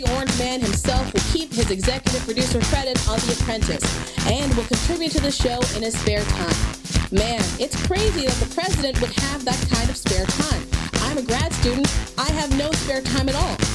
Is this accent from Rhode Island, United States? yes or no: no; Oakland, California, United States; my hometown of Oakland, California